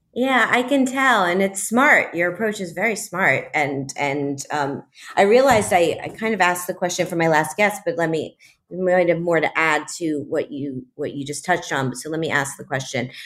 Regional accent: Miami, Florida, United States; Miami is my hometown.

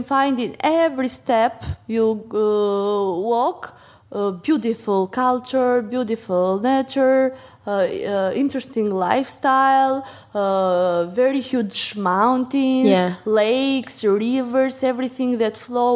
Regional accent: Berat, Berat County, Albania; I'm from Berat, which is a UNESCO protected site

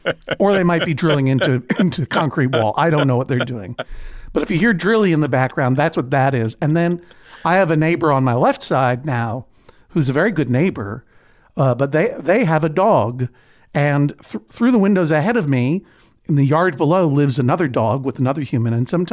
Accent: Brookline, Massachusetts, United States; because coming from Brookline, Massachusetts, New York felt like a totally lawless place.

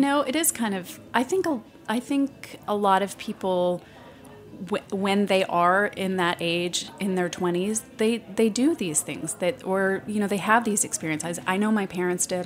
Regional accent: United States; moved away as an adult; also born or lived in Shreveport, Louisiana / Lubbock, Texas / New York; now in San Francisco, United States; I grew up in small towns. I grew up in Shreveport, Louisiana, and Lubbock, Texas, where I went to high school.

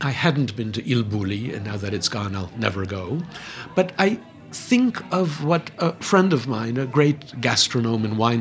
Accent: New York, United States; also born or lived in Manhattan; I was born in the South Bronx. I live in Manhattan. I've taught all my life in Manhattan.

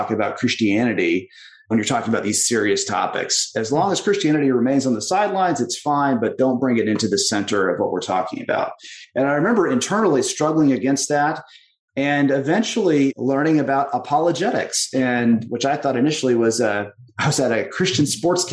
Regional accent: Texas, United States; I grew up in Texas

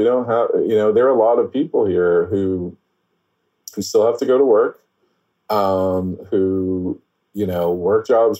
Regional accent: New York City, New York, United States; also born or lived in Sunset Park, Brooklyn; I grew up in Bed-Stuy, which is historically largely Black American

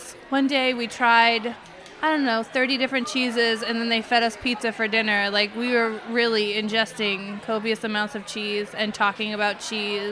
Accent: Montana, United States; now in New York City, United States; I'm from Montana

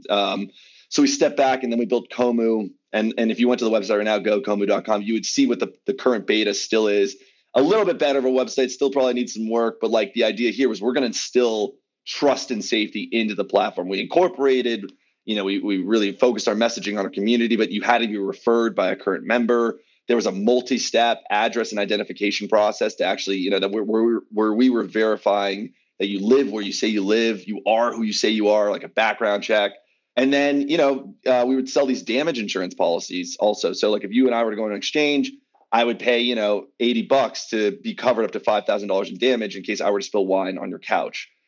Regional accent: Los Angeles, California, United States; born and raised in Los Angeles

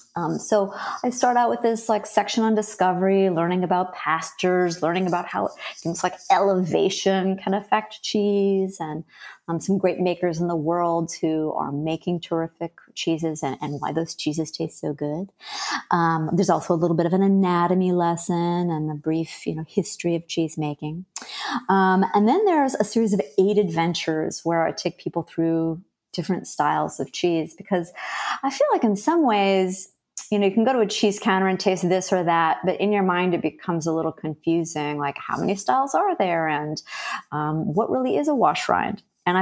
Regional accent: Wisconsin, United States; now in Philadelphia, United States; You know, when I moved to Philadelphia from Wisconsin, I really missed cheese. I mean, it's bizarre because if I'd stayed in the state of Wisconsin, I'm sure I never would have started a blog

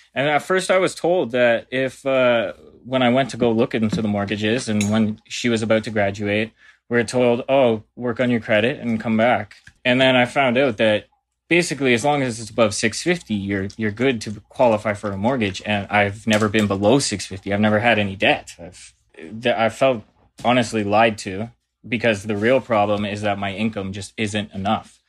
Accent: Burlington, Ontario, Canada; now in Hamilton, Canada; I'm from Burlington, living in Hamilton, Ontario

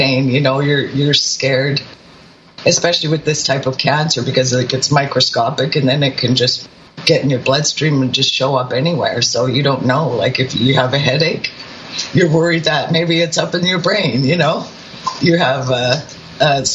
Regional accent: British Columbia, Canada; I'm from British Columbia

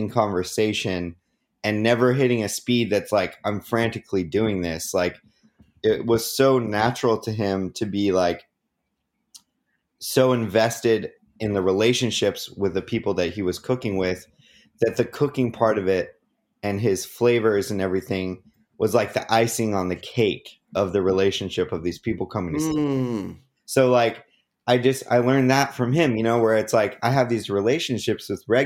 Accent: Oregon, United States; moved away as an adult; now in Los Angeles, United States; people growing up in Oregon as a white man, a little bit jaded. There's a lot of there's a lot of people just like me up there

